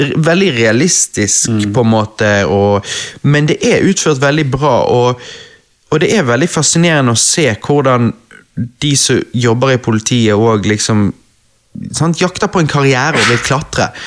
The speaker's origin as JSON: {"language": "Norwegian", "country": "Norway", "said": "jeg er norsk."}